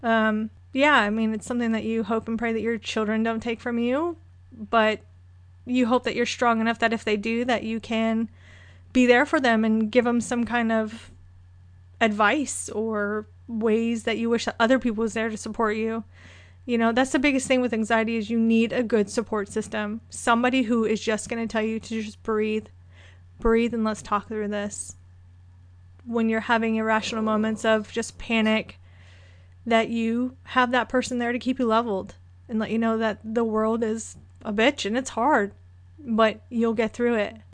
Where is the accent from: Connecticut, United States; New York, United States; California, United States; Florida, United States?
Florida, United States; moved away; I'm originally from Florida. Um, my dad was military, so he landed there